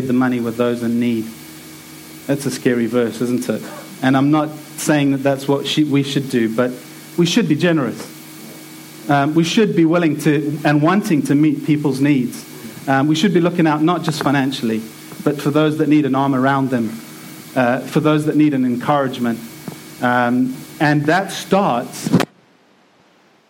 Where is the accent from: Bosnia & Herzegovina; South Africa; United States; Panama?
South Africa; now in England, United Kingdom; I'm from South Africa